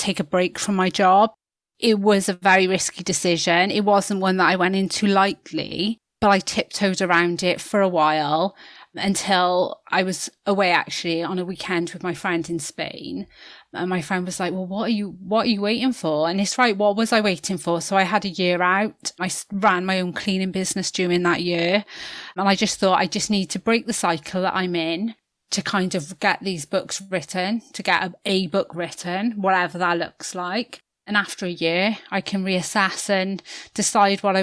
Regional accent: Newport, Wales, United Kingdom; I grew up in Newport in South Wales.

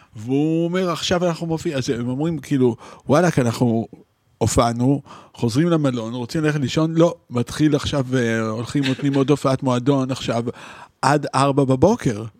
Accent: Israel; moved away as an adult; also born or lived in Paris, France / New York, United States; אני מישראל

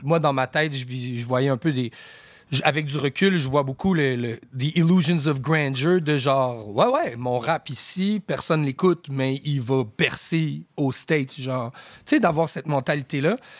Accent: Aylmer, Quebec, Canada; also born or lived in Ottawa, Ontario / Rosemère, Quebec; je suis né à Ottawa. Mes premières années, je les ai faites dans l'Outaouais. J'habitais à Elmer.

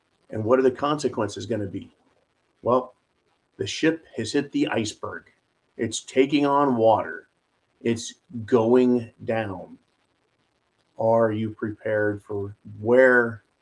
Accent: United States; I'm an American

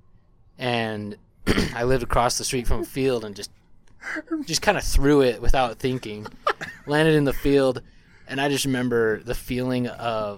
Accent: Syracuse, Utah, United States; I'm from Syracuse

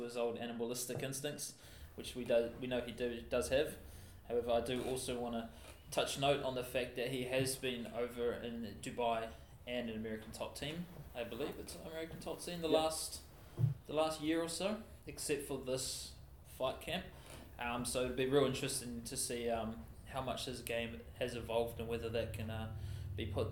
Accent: New Zealand; being a New Zealander

